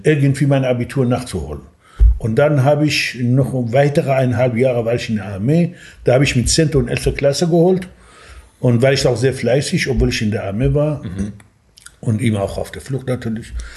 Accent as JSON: {"language": "German", "town": "Sanandaj", "region": "Kurdistan", "country": "Iran", "tie": "born or raised there", "second_language": "German", "moved": "as an adult", "lives_now": "Germany", "said": "ich bin als Kurde im Iran geboren und ähm, ich lebte in einer kleinen Stadt in Kurdistan, heißt Sanandaj und bin ganz normal aufgewachsen"}